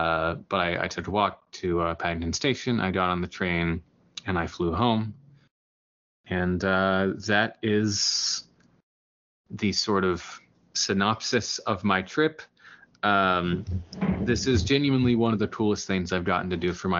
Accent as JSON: {"language": "English", "country": "United States", "said": "being an American"}